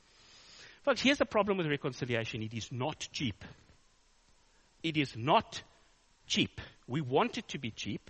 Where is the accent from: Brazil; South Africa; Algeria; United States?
South Africa; I'm a South African